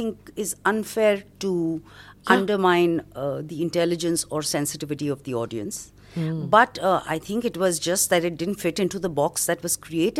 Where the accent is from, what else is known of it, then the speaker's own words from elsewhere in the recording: Mumbai, Maharashtra, India; Born and brought up in Bombay.